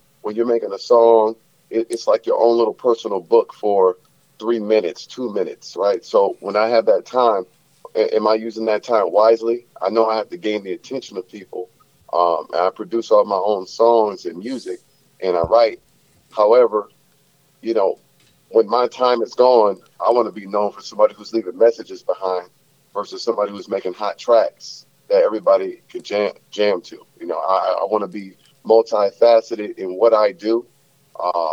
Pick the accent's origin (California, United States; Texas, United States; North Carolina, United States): California, United States; Los Angeles; also born or lived in New Orleans, Louisiana / San Diego, California; I wound up moving from Louisiana to Los Angeles when I was about 7